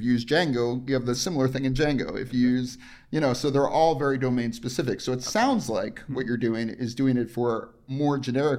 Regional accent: New York, United States; also born or lived in New Jersey; I grew up in New York most of my life.

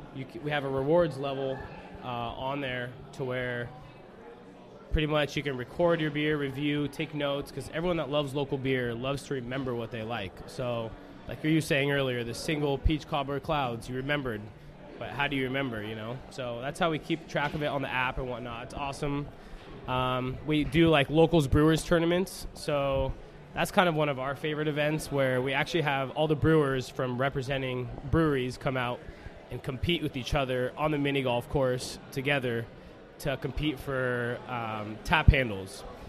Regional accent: Redmond, Washington, United States; I grew up in Redmond

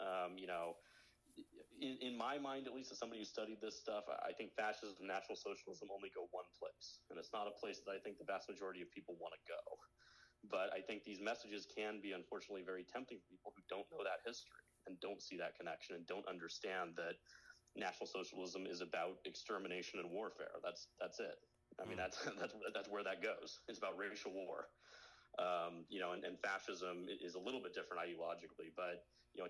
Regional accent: United States; I grew up in an America that was, that just won the Cold War

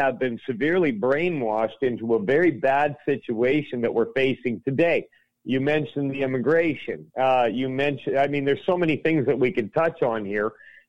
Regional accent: Alberta, Canada; I was born in Alberta, Canada, okay? My father's from Chicago

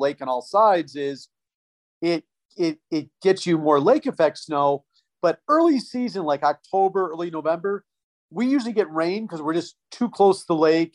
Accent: Detroit, Michigan, United States; Lived down in the Detroit area and went to Michigan State

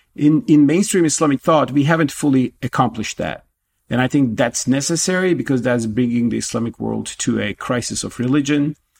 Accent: Turkey; moved away as an adult; now in United States; my home country Turkey

